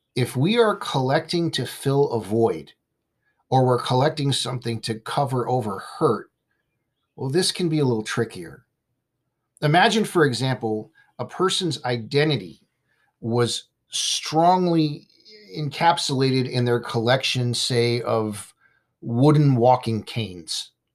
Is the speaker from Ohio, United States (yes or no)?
no; Simi Valley, California, United States; my hometown in Simi Valley, California